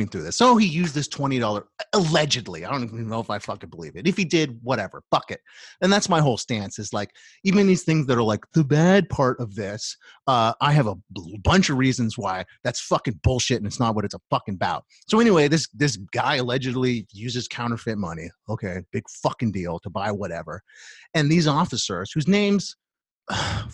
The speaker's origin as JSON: {"language": "English", "country": "United States", "said": "as American people"}